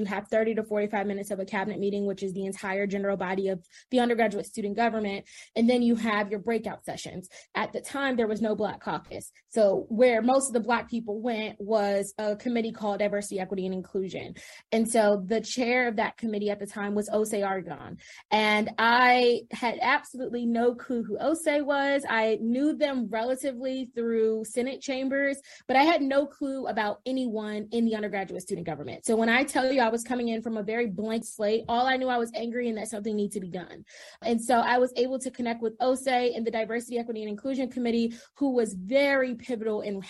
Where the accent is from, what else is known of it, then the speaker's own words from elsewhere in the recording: Prince George's County, Maryland, United States; moved away as an adult; I am originally from Prince George's County, Maryland, and that is a predominantly Black community